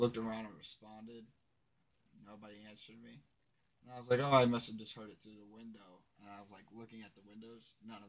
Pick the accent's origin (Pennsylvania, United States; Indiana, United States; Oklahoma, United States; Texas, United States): Indiana, United States; south-central; I grew up on Main Street in my hometown in 2000, right? South of Middle Indiana.